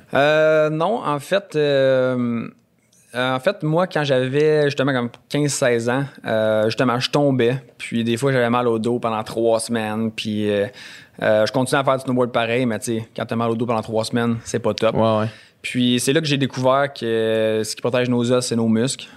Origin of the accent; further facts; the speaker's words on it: Bromont, Quebec, Canada; je viens de Bromont